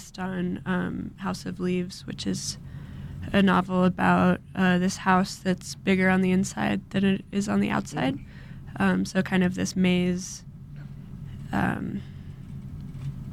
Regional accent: Santa Fe, New Mexico, United States; now in Denver, United States; I'm from Santa Fe.

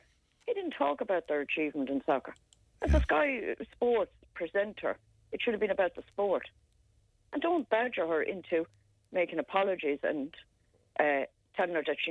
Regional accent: Ireland; as an Irish person

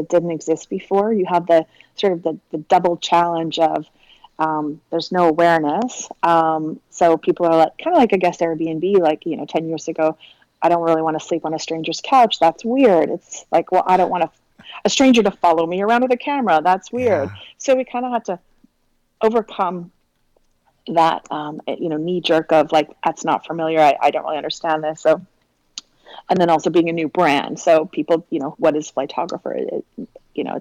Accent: Victoria, British Columbia, Canada; I grew up on Vancouver Island, so Victoria, BC, which is pretty much as far west coast as you can get in Canada

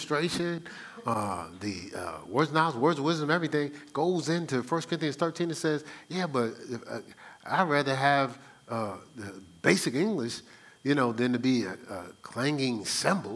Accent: Newark, New Jersey, United States; I'm from Newark

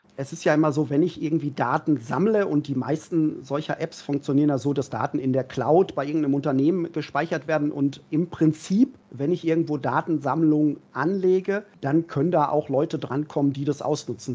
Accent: Berlin, Germany; Jetzt als Berliner

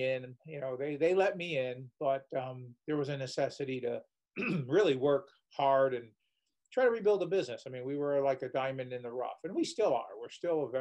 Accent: Waterbury, Connecticut, United States; moved away as an adult; I was born and raised in Waterbury, Connecticut

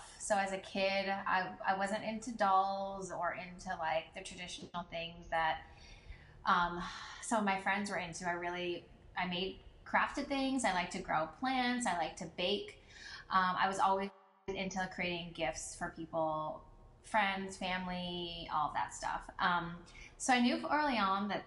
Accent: Philadelphia, Pennsylvania, United States; I am from Philadelphia, so that's where I lived and that's where I'm from

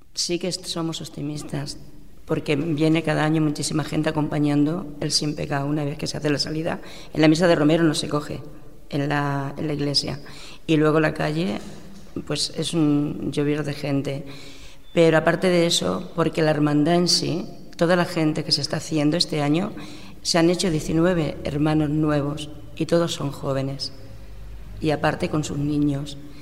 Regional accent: Castilla-La Mancha, Spain; now in Cornellà, Spain; yo soy manchega

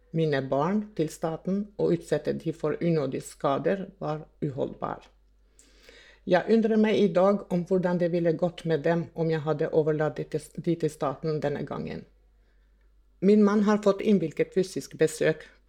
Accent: Kosovo; now in Norway; Jeg er opprinnelig fra Kosovo

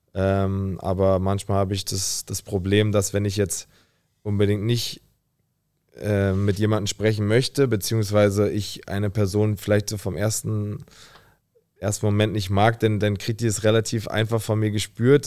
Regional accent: Berlin, Germany; also born or lived in Potsdam; also bin ich ja auch in Berlin aufgewachsen, habe dann meine erste Wohnung in Berlin bezogen

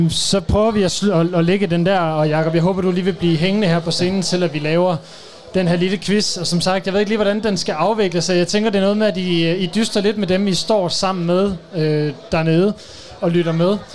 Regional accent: North Denmark Region, Denmark; vi kommer fra Nordjylland

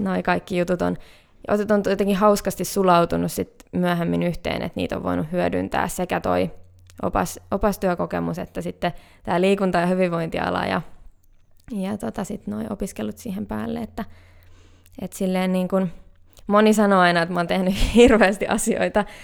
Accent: Hämeenkyrö, Pirkanmaa, Finland; also born or lived in Greece / Cyprus / Tampere; now in Helsinki, Finland; mä oon kotoisin semmoiselta paikkakunnalta kuin Hämeenkyrö

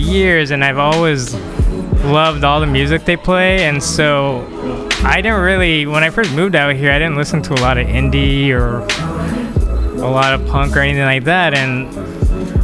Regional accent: Salt Lake City, Utah, United States; moved away as an adult; now in Los Angeles, United States; originally I am from Salt Lake City, Utah

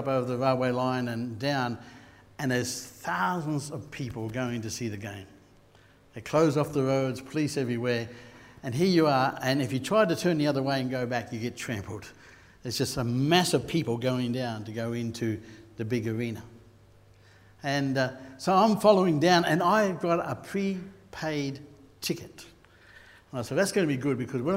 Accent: Queensland, Australia; I'm a Queenslander

